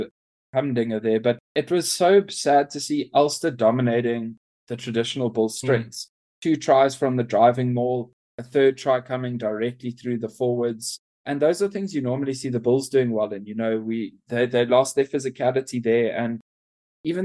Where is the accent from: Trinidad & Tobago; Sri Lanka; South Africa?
South Africa; as a South African